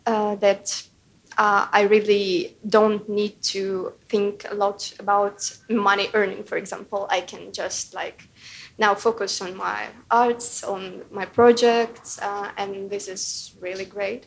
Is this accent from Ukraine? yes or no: yes; Ukraine; moved away as an adult; now in United Kingdom; my hometown was bombed and like 11 people died, 30 people were injured, and it was literally like really close to my house where my parents lived